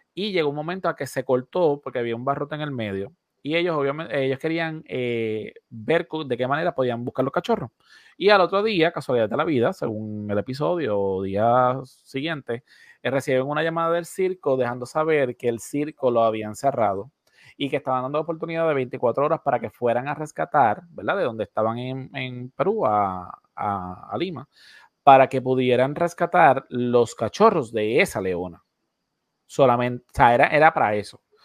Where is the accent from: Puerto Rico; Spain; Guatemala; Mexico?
Puerto Rico; nosotros siendo un territorio americano, ¿verdad? nosotros aquí en Puerto Rico